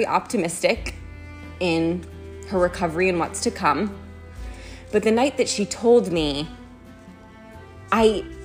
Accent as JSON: {"language": "English", "region": "Massachusetts", "country": "United States", "tie": "born or raised there", "also_born_or_lived": "San Francisco, California", "moved": "as an adult", "lives_now": "Los Angeles, United States", "said": "I grew up in Massachusetts, which is on the East Coast of the United States"}